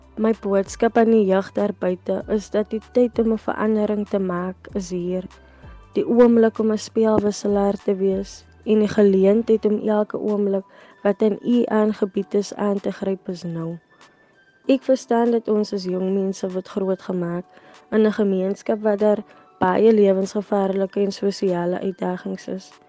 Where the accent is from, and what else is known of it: South Africa